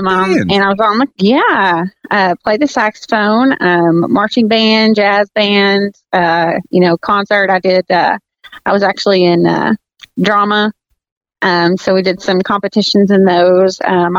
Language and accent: English; Little Rock, Arkansas, United States; I am from Arkansas. I started off, I was born in Little Rock. Nothing too special. You know, I went to high school, grew up, had a kid, got married, you know.